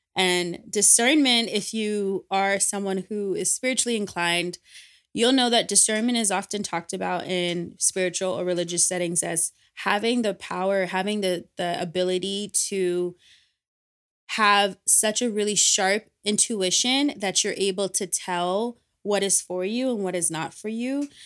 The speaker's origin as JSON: {"language": "English", "country": "Ghana", "said": "the value system that I was brought up with, being Ghanaian and being West African"}